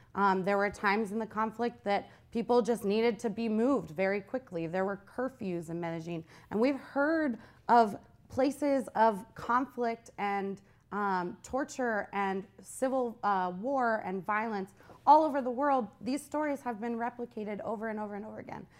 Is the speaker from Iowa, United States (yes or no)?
no; Youngstown, Ohio, United States; I grew up in Youngstown